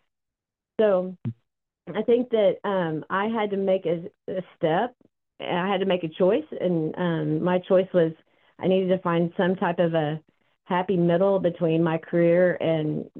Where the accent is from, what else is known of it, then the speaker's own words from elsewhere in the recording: Oklahoma, United States; now in Austin, United States; I'm from Oklahoma originally